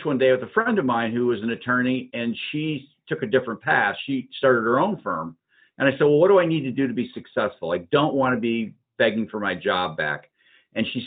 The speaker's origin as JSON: {"language": "English", "region": "Upper Peninsula of Michigan", "country": "United States", "tie": "born or raised there", "also_born_or_lived": "Wisconsin", "moved": "as an adult", "lives_now": "Ohio, United States", "said": "I grew up in the Upper Peninsula of Michigan"}